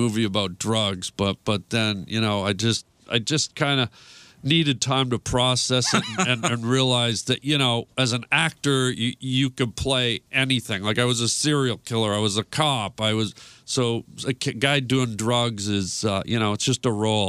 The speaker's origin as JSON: {"language": "English", "town": "Toronto", "region": "Ontario", "country": "Canada", "tie": "born or raised there", "said": "I'm originally from Toronto"}